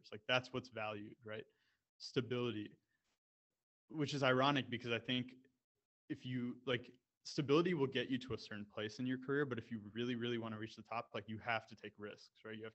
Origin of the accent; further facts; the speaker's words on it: Canada; also born or lived in United States; So for me, when I when I spoke about you know being Indian but growing up in Canada and the U.S. and how that relates to mergers and acquisitions